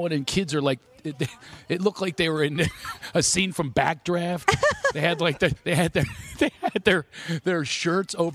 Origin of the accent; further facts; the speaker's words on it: Philadelphia, Pennsylvania, United States; I'm from Philadelphia